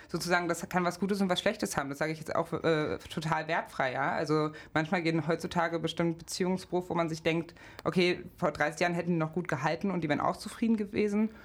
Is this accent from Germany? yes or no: yes; Magdeburg, Saxony-Anhalt, Germany; also born or lived in Gardelegen; now in Leipzig, Germany; bin geboren 1990 in Gardelegen in Sachsen-Anhalt, aufgewachsen in Magdeburg